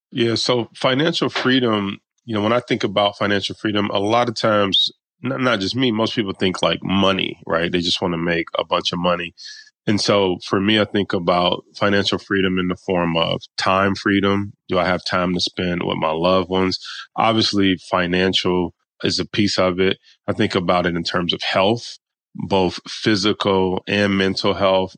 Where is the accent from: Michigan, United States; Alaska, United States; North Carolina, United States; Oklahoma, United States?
Michigan, United States; Detroit; we grew up pretty poor in Detroit, Michigan